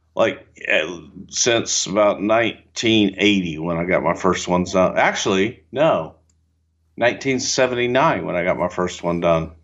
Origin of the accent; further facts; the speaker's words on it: the South, United States; moved away; I am from the South